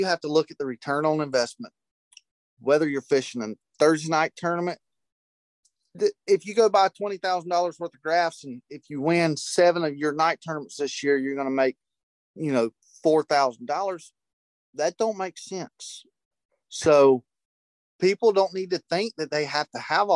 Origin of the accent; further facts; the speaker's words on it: United States; When I grew up on Lake Wiley, we had a flood